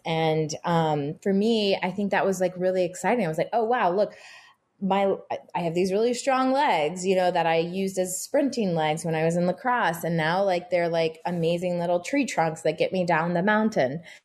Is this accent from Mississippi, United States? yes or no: no; Texas, United States; also born or lived in Boston / Miami / Utah; now in New York, United States; I grew up in Texas in the 80s, early 90s as a little girl